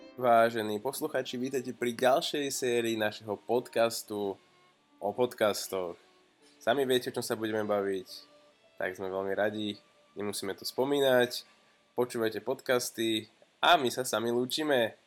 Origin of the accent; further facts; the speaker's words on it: Bojnice, Trenčín Region, Slovakia; moved away as an adult; also born or lived in Prievidza; now in Banská Bystrica, Slovakia; ja som sa presťahoval do Banskej Bystrice, začal som tu pracovať, bo pôvodne som teda z Bojnic